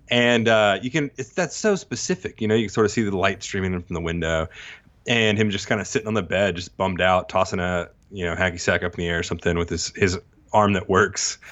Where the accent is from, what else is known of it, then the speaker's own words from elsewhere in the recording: Texas, United States; also born or lived in Mississippi; now in Tupelo, United States; I grew up in Texas, s-, partly in, partly in Mississippi